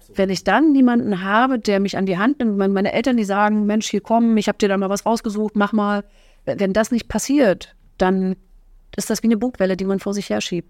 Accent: Fürstenwalde, Brandenburg, Germany; moved away as an adult; also born or lived in Bad Saarow; now in Oranienburg, Germany; in Bad Sau geboren und schon immer in Fürstenwalde, also fast schon immer da geboren

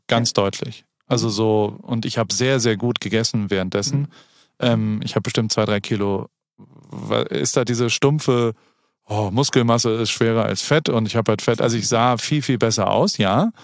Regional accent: Heidelberg, Baden-Württemberg, Germany; now in United States; Heidelberg, meiner Heimatstadt

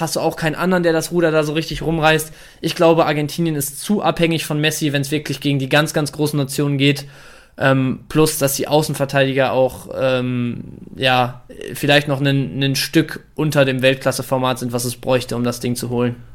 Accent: Dortmund, North Rhine-Westphalia, Germany; als gebürtiger Dortmunder

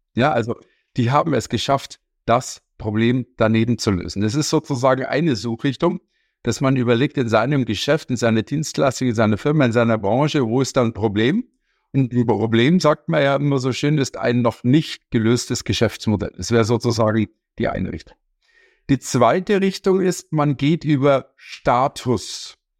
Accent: Munich, Bavaria, Germany; Ich komme aus München

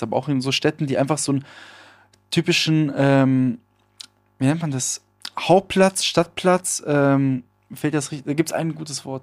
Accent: Villingen-Schwenningen, Baden-Württemberg, Germany; hier in der Innenstadt bei uns in Schwenningen

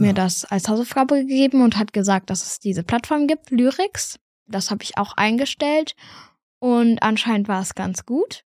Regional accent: near Munich, Bavaria, Germany; ich komme aus der Nähe von München.

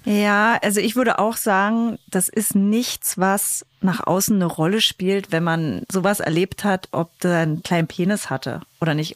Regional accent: East Germany, Germany; wir sind Ossis

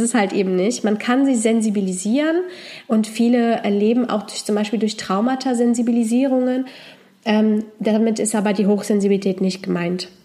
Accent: Poland; moved away; ich komme ursprünglich aus Polen

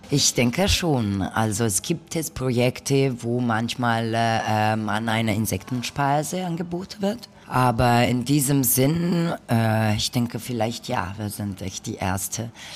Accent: northern Italy, Italy; now in Berlin, Germany; ich komme aus Norditalien

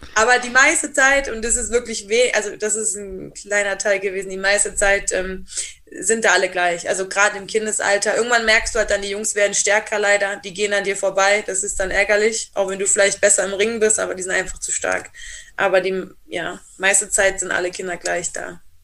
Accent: Rhineland, Germany; also born or lived in Black Forest; now in Triberg, Germany; ich bin ja selber aus dem Rheinland

